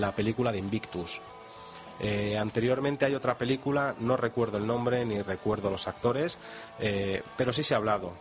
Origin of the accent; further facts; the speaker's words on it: Madrid, Community of Madrid, Spain; somos la capital de España